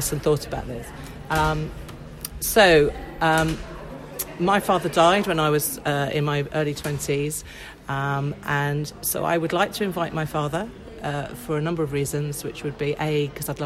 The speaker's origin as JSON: {"language": "English", "area": "Hampshire", "region": "South East England", "country": "United Kingdom", "tie": "born or raised there", "said": "I grew up around in Hampshire"}